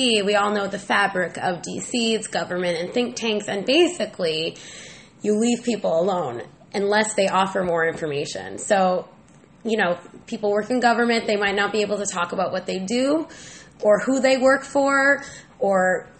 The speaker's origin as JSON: {"language": "English", "region": "Vermont", "country": "United States", "moved": "yes", "said": "I'm from New England. Everybody, I'm from Vermont."}